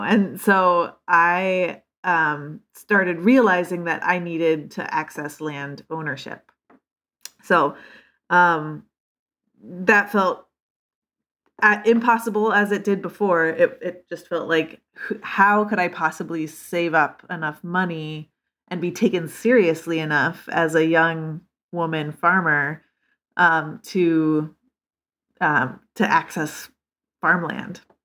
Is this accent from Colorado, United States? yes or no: no; Lincoln, Nebraska, United States; moved away as an adult; also born or lived in Northfield, Minnesota; I grew up in Lincoln, Nebraska